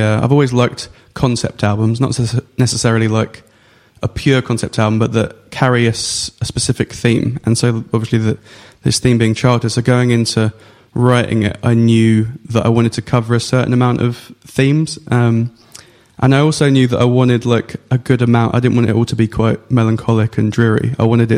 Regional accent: Essex, East of England, United Kingdom; I grew up in Essex

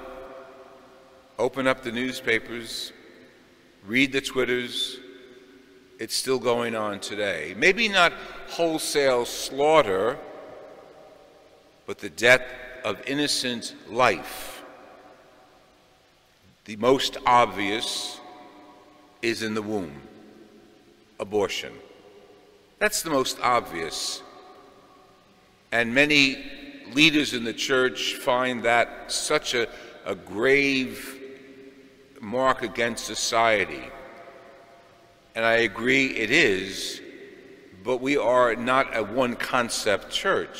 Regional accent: United States; We as American Catholics

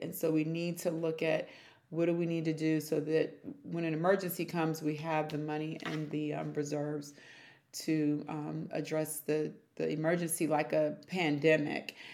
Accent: Prince George's County, Maryland, United States; also born or lived in Washington, D.C.; I was born in Washington, D.C., and then I was raised in Prince George's County

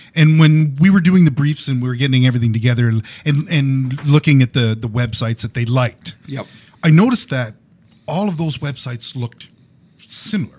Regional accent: Canada; We're Canadian

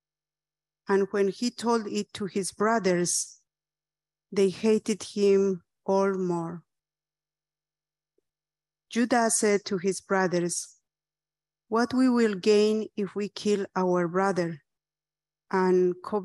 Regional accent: Bolivia; was born and raised in the Aymara indigenous community

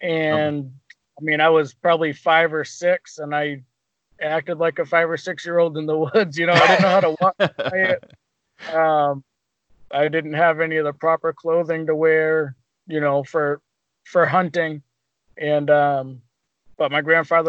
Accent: Portsmouth, New Hampshire, United States; I was born and raised in Portsmouth. I've lived around the Portsmouth area my whole life

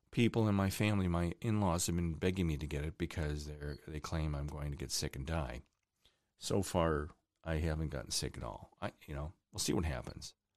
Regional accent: Chardon, Ohio, United States; also born or lived in Cleveland, Ohio; my hometown of Chardon, Ohio

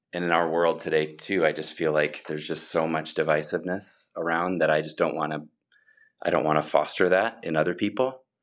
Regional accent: Sioux Falls, South Dakota, United States; I grew up in Sioux Falls and have lived in Sioux Falls, South Dakota my whole life

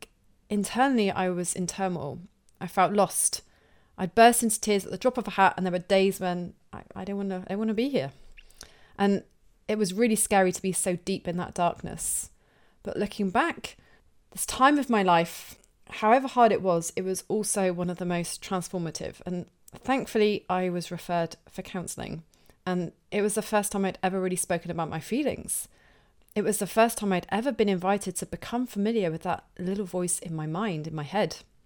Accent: Plymouth, South West England, United Kingdom; I feel especially connected to this one because Tom is from my hometown of Plymouth here in the UK.

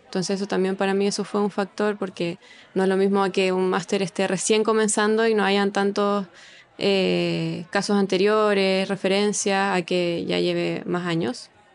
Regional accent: Chile; moved away as an adult; now in Barcelona, Spain; tengo 26 años y soy chilena.

